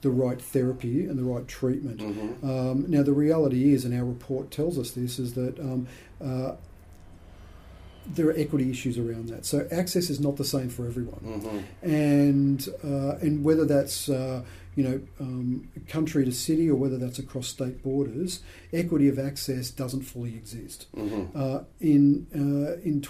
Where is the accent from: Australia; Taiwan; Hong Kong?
Australia; Sydney, New South Wales; I was born in Sydney. I've got one brother. We come from a very average middle class family